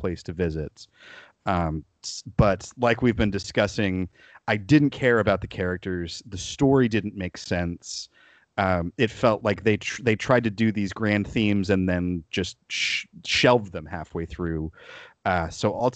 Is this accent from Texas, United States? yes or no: yes; Dallas, Texas, United States; as a almost lifelong DFWer myself, like, you know, anytime my hometown gets a shout out